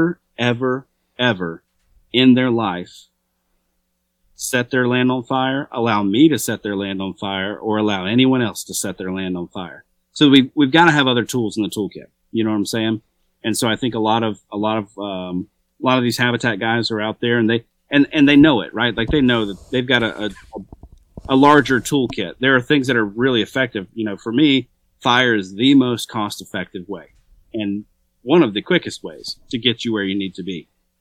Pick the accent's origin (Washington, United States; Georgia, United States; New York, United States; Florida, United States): Georgia, United States; I'm a redneck from Georgia, so.